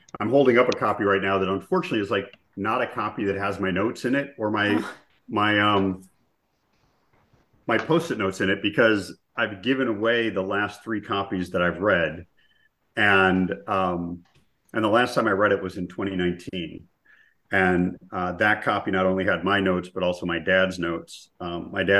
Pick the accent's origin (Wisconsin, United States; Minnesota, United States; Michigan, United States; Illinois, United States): Minnesota, United States; I grew up in Minnesota